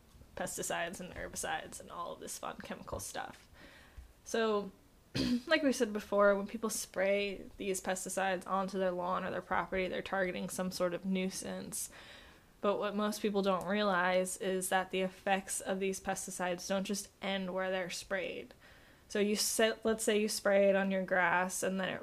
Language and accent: English; New Jersey, United States; where I grew up in New Jersey